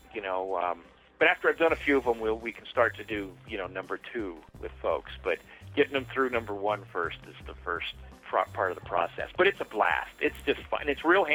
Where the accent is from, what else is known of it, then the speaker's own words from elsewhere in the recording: California, United States; moved away; I'm from California originally